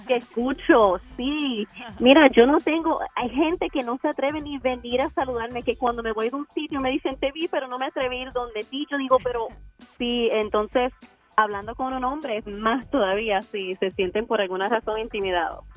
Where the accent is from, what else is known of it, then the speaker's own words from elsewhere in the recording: Puerto Rico; yo sí me crié bastante pobre en Puerto Rico